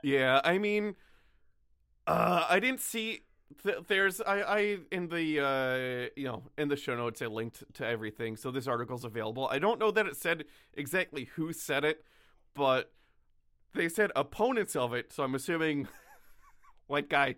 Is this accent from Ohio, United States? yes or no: no; New York, United States; we're up by the Schwangunks